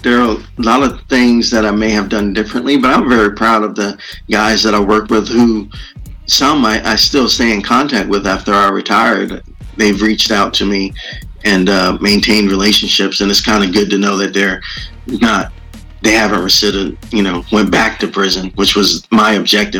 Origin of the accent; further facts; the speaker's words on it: New York, United States; moved away as an adult; also born or lived in Tampa, Florida; I grew up in New York, and I went to college in University of South Florida in Tampa, Florida.